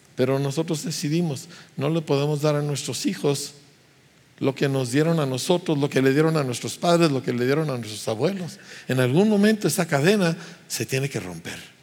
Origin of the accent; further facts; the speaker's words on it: Mexico; éramos un grupo de puros pastores mexicanos